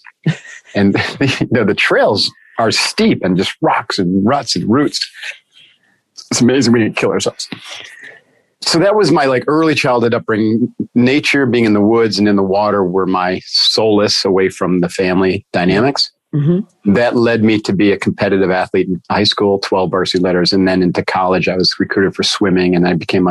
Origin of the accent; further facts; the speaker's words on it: Adirondacks, northern New York, United States; I grew up with boats, and I grew up hiking in the Adirondacks